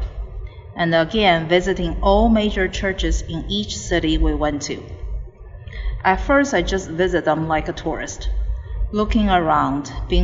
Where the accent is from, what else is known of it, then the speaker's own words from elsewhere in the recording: China; moved away as an adult; now in United States; I grew up in China. I had a bachelor's degree there and came to the United States to get a master's degree.